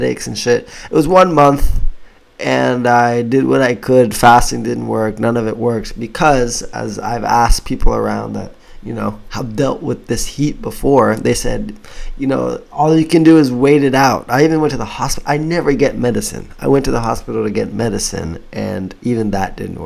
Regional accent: Florida, United States; moved away as an adult; also born or lived in Hokkaido / Nagano; now in Itoshima, Japan; I was born in Florida in the U.S. and my parents are Jamaican

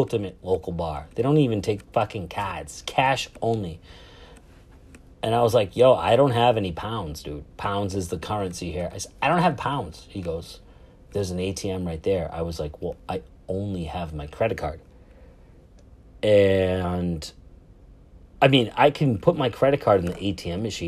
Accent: Boston, Massachusetts, United States; I'm from Boston, Massachusetts, United States of America

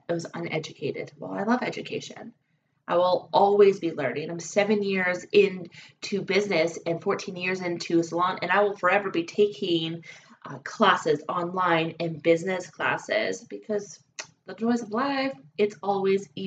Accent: British Columbia, Canada; now in Alberta, Canada; I'm a Canadian gal, and I was born and raised actually in British Columbia. Now I am an Alberta girl

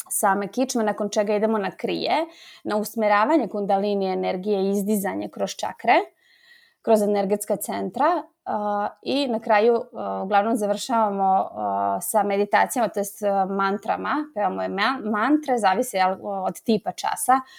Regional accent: Slovakia

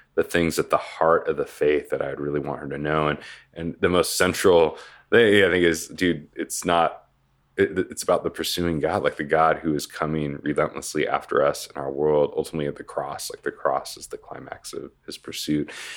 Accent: Portland, Oregon, United States; moved away as an adult; now in Tempe, United States; originally from Portland, Oregon, uh, was kind of born and raised in Oregon

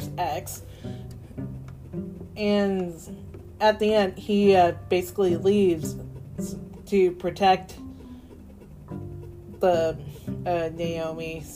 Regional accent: Boston, Massachusetts, United States; I was born in Boston

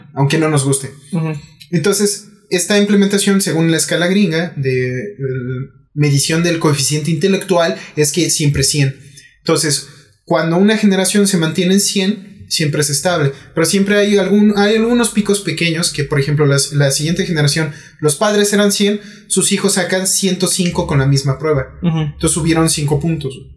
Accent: Mexico; ¿qué podemos hacer como mexicanos?

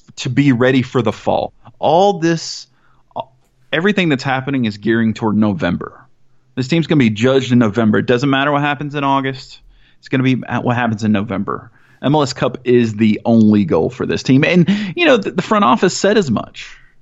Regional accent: Mississippi, United States; moved away; also born or lived in Atlanta, Georgia / Southaven, Mississippi; I grew up in Mississippi, which is obviously not a soccer hotbed

